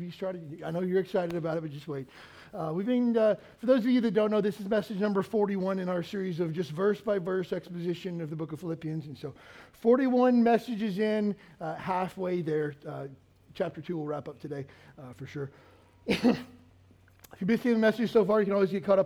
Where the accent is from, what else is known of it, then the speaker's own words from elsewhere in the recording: Kentucky, United States; moved away as an adult; also born or lived in Pensacola, Florida; now in Hawaii, United States; I grew up in Kentucky in a small town and joined the Navy right out of high school